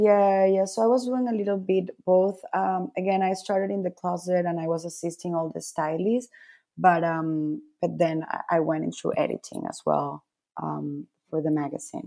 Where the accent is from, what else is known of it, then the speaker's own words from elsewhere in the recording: Caracas, Capital District, Venezuela; also born or lived in Milan, Italy / Madrid, Spain / Peru; now in New York, United States; I was born and raised in Caracas, in Venezuela.